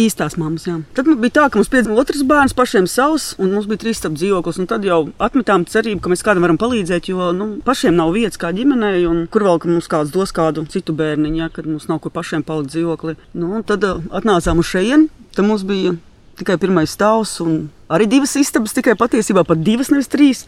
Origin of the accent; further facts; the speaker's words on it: Saldus, Kurzeme, Latvia; moved away as an adult; also born or lived in Priekuļi; now in Bauska, Latvia; Es esmu no Saules patiesībā